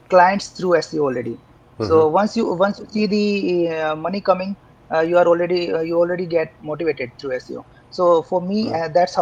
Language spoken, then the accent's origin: English; India; also born or lived in Jaipur, India / Bangalore, India; I come from India, a small town in India, in fact. I did my schooling there, and then in 2002, I moved to Jaipur for my higher studies